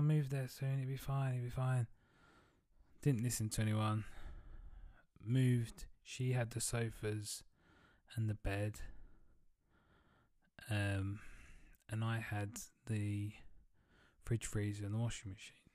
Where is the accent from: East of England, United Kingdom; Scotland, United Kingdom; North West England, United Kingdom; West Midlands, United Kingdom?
East of England, United Kingdom; Southend-on-Sea; moved away; I'm going back to Southend-on-Sea, which is where I'm from